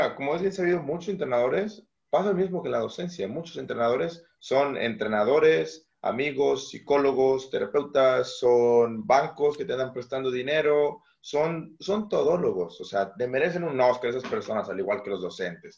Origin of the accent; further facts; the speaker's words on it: Mazatlán, Sinaloa, Mexico; also born or lived in Aguascalientes; Yo soy originario de Mazatlán, Sinaloa